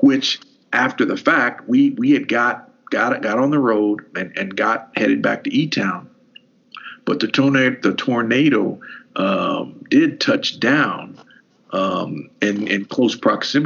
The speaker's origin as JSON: {"language": "English", "area": "Hardin County", "region": "Kentucky", "country": "United States", "tie": "born or raised there", "said": "growing up in Hardin County"}